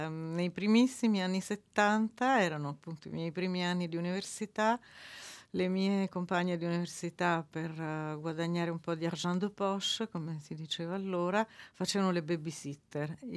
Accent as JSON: {"language": "Italian", "town": "Naples", "region": "Campania", "country": "Italy", "tie": "born there", "said": "io sono nata a Napoli"}